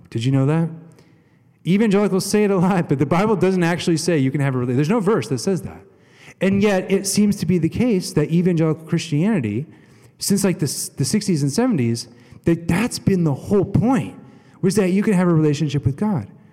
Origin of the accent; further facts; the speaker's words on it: United States; we're American, not British